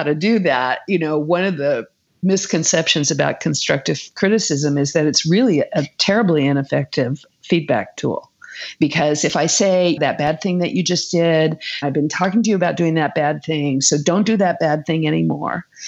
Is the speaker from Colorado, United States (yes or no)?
no; California, United States; I'm a Californian